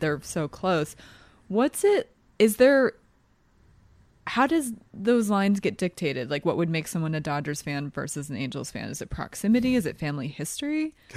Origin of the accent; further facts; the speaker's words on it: Philadelphia, Pennsylvania, United States; moved away; also born or lived in Denver; grew up in Philly